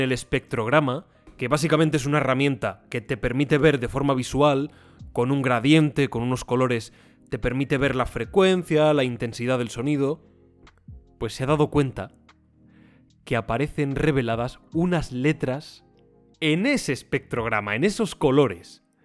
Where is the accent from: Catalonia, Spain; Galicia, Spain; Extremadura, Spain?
Extremadura, Spain; Sierra de Gata; Trevejo, Sierra de Gata, que es donde yo nací, donde me he criado, la, comarca